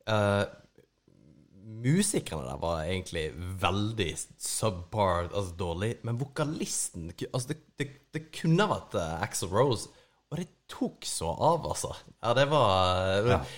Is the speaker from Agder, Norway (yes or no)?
yes; Kristiansand, Agder, Norway; Jeg har jo kompiser hjemme i Kristiansand som starta Palmesus